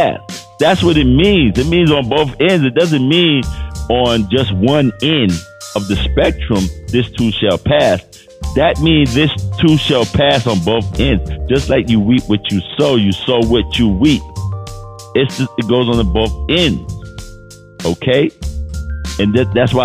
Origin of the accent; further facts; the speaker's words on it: New York City, New York, United States; I grew up in New York City, so Times Square was like regular for me